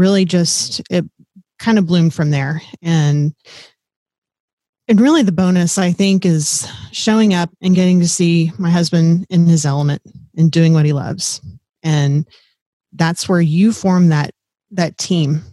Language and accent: English; South Texas, United States; moved away as an adult; also born or lived in Fort Riley, Kansas; I grew up in South Texas down by the Gulf of Mexico, where it's hot, muggy, warm